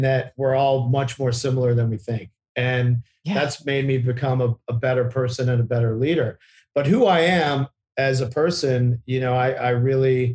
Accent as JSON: {"language": "English", "region": "Virginia", "country": "United States", "tie": "born or raised there", "said": "I grew up in Virginia to two parents that were really academically minded"}